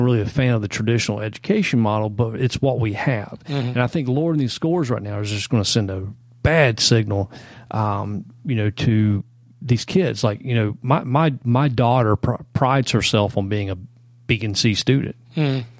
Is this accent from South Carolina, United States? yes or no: yes; Greenville, South Carolina, United States; Yeah, great, my hometown.